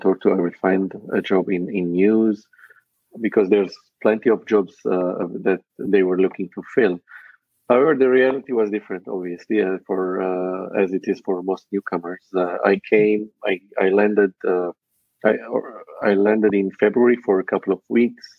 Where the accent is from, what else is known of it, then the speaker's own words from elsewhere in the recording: Lebanon; also born or lived in Dubai; now in Canada; I'm originally from Lebanon, and my heritage is Armenian.